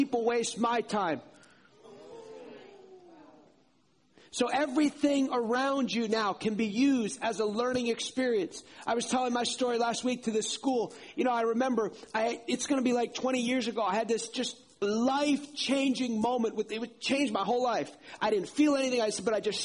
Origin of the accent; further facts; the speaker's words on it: outside New York City, United States; now in North Carolina, United States; I grew up outside New York City